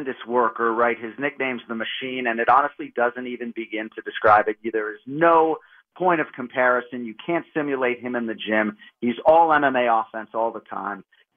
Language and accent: English; Boston, Massachusetts, United States; I grew up in Boston